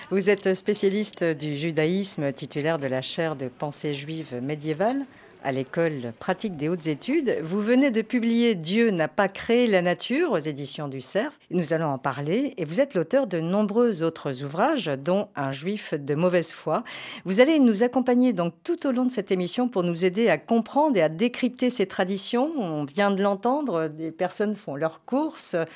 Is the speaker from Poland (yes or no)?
yes; Poland; Enfin, moi, je suis polonaise, hein, parce que c'est différent.